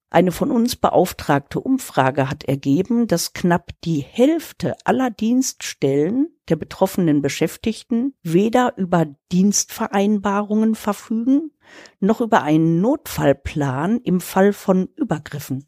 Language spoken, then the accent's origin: German; Germany; bei uns in Deutschland